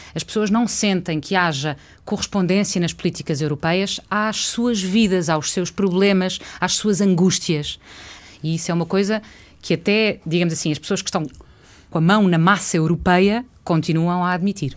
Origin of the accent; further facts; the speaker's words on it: Portugal; Como boa portuguesa